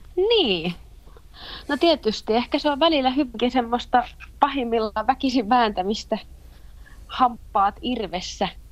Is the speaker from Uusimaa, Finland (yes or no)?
no; Eura, Satakunta, Finland; also born or lived in Kuopio; now in Turku, Finland; pitkälti lapsuuteni mä oon viettänyt Eurassa